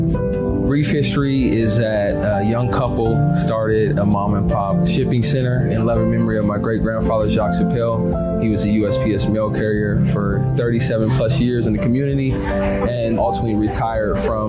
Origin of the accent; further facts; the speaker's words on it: Seattle, Washington, United States; I'm born and raised in Seattle, Central District area.